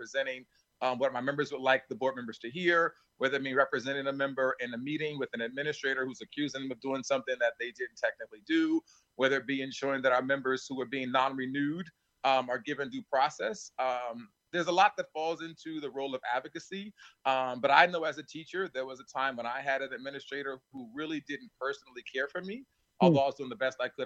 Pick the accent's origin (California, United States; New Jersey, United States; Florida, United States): New Jersey, United States; Plainfield; I grew up in Plainfield. I may be one of the rare presidents who actually is serving the community where they grew up.